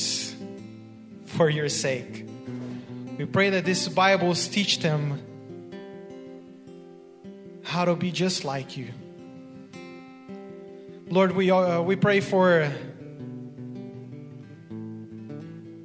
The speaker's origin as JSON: {"language": "English", "country": "Brazil", "tie": "born or raised there", "moved": "yes", "said": "I was born and raised in Brazil, which is in South America."}